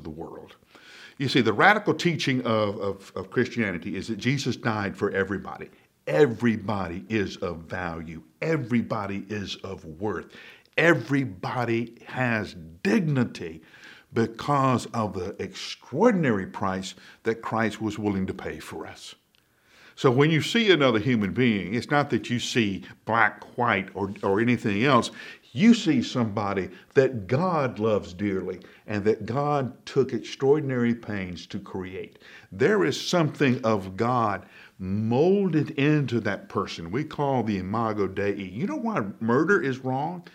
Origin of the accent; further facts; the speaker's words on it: Alabama, United States; Now, I grew up in Alabama in the 60s and 70s